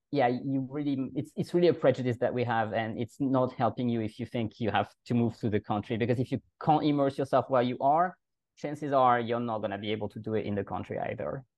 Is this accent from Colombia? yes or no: no; France; accent: French; first language French; English is a second language; moved away as an adult; also born or lived in Germany; now in Vienna, Austria; i'm a french native and i know the french language very well